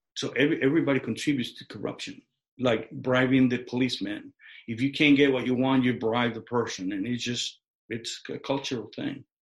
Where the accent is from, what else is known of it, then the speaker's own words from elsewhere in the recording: Mexico; now in United States; I was born in Mexico